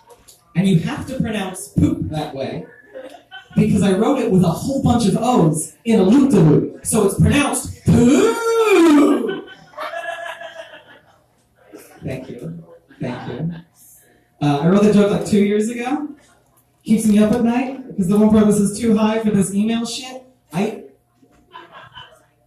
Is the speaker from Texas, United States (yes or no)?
yes; Texas, United States; I grew up in Texas